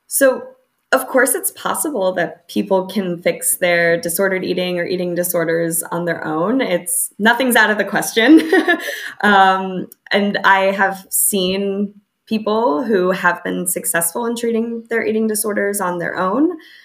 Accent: United States; moved away; growing up in the United States, especially, I grew up in kind of a standard American suburban

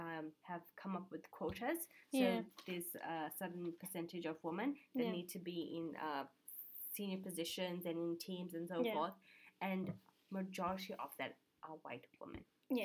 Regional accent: South Africa; Yes. And I'm like, what is that supposed to mean?

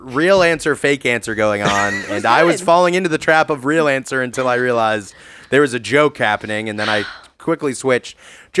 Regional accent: New York City, New York, United States; we're from New York, you know? We're from the city

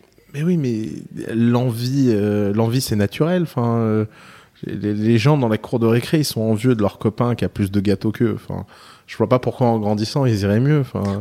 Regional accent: South Lebanon, Lebanon; je viens du sud de Liban

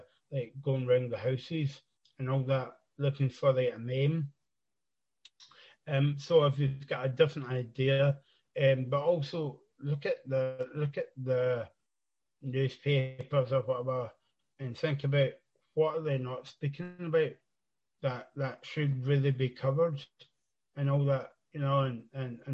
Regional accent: East Renfrewshire, Scotland, United Kingdom; I'm from East Renfrewshire, just kind of like outside Glasgow

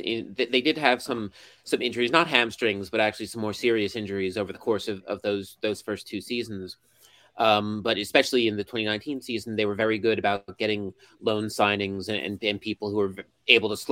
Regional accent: United States; now in Japan; I'm an American who covers Japanese football

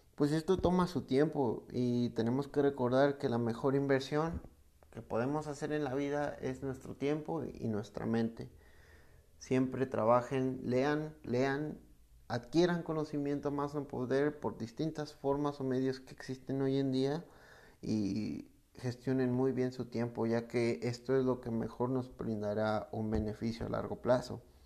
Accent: Mexico; en México, que es de donde soy

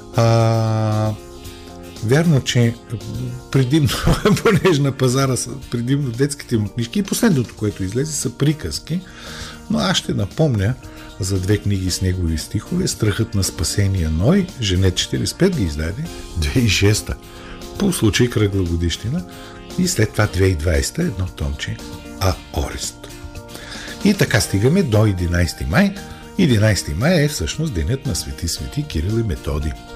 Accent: Bulgaria; Ние, българите, сме част от Европа

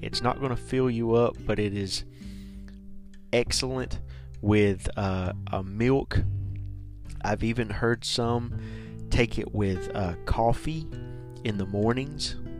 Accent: the South, United States; Now I'm from the South. We say pecan.

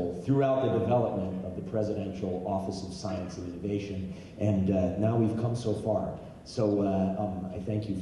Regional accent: United States; as a patriot and as an American and as a diehard Marine

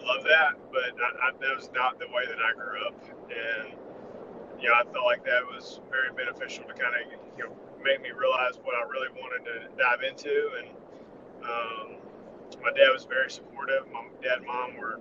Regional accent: Knoxville, Tennessee, United States; I grew up in Knoxville, Tennessee. It's where I live now

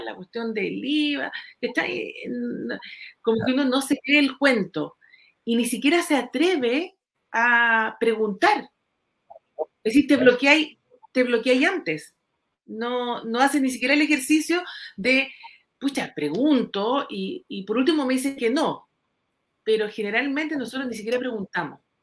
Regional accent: Puerto Varas, Los Lagos, Chile; soy de Puerto Varas

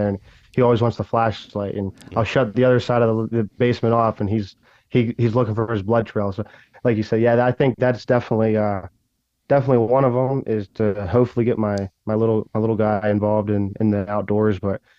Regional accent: Ohio, United States; And I don't even know if that necessarily mean my home state. Ohio is obviously going to be one of my top ones.

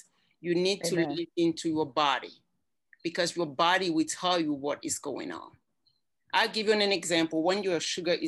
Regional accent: Cameroon; moved away as an adult; also born or lived in Germany / Johnson City, Tennessee; now in United States; I'm from Cameroon. That is where my accent comes from.

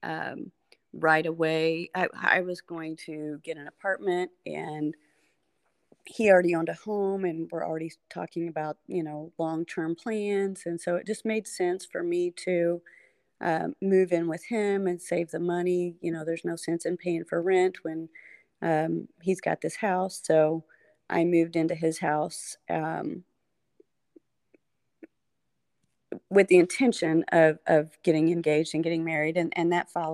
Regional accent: Evansville, Indiana, United States; also born or lived in Lafayette, Indiana; I grew up in Evansville and, then I went to Purdue

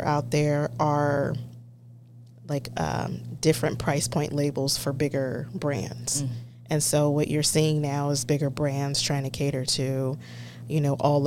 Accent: Temecula, California, United States; also born or lived in East Coast / Escondido, California; growing up in Temecula

